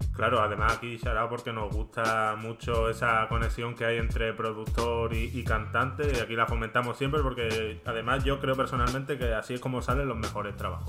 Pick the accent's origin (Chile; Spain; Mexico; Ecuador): Spain; Málaga, Andalusia; nosotros que somos de Málaga